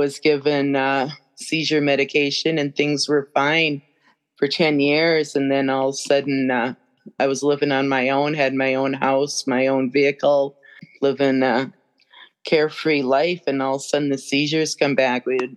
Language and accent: English; Brainerd Lakes area, Minnesota, United States; my hometown area, Brainerd Lakes area